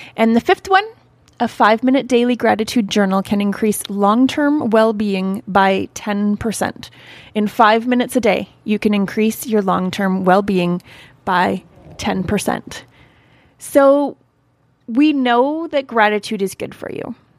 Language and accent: English; Canada; I'm from Canada